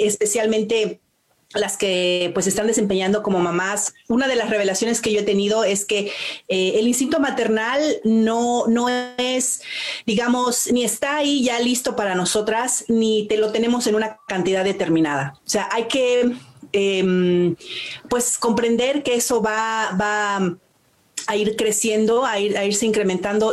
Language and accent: Spanish; Mexico; now in Canada; yo nací en México y mm, de muchas maneras, pues soy mexicana